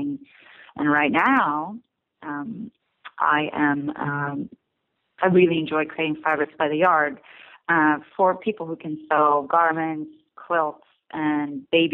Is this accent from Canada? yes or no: no; Stockholm, Stockholm County, Sweden; moved away as an adult; also born or lived in California; now in Brooklyn, United States; I grew up in Stockholm, Sweden